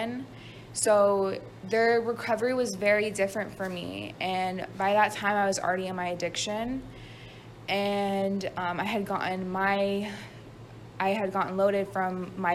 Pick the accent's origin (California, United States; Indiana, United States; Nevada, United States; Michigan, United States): Nevada, United States; Las Vegas; moved away; I'm from Las Vegas, Nevada. I was born and raised out there.